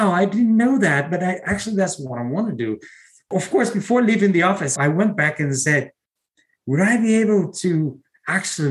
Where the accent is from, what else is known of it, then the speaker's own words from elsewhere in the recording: Brazil; moved away as an adult; now in United States; I'm originally from Brazil.